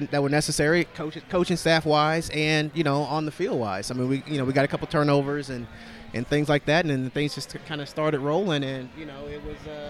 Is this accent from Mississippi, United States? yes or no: no; Texas, United States; moved away; I'm originally from Texas